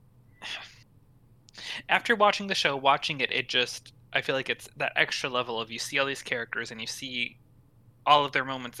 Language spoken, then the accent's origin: English; United States; as an American